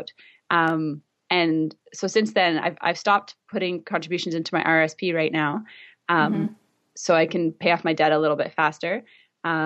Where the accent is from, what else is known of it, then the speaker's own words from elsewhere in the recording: Vancouver, British Columbia, Canada; this is my hometown, so I don't know what it's like to live anywhere else